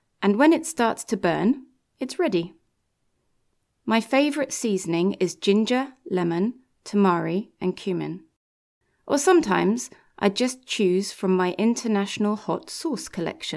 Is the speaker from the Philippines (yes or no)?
no; England, United Kingdom; I'm from England